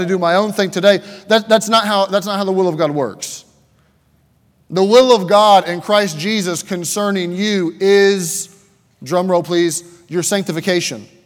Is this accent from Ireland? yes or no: no; Pennsylvania, United States; Just kind of, okay, I'm kind of from Pennsylvania.